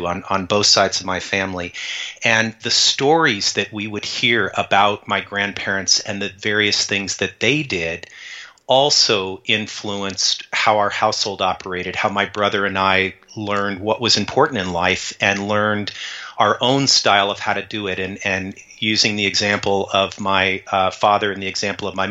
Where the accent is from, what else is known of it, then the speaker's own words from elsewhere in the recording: Tucson, Arizona, United States; I grew up in Tucson, Arizona